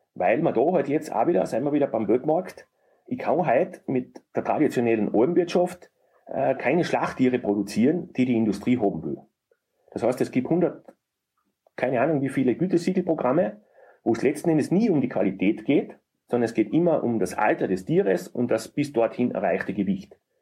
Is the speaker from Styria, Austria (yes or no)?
yes; Murau, Styria, Austria; bei uns in Murau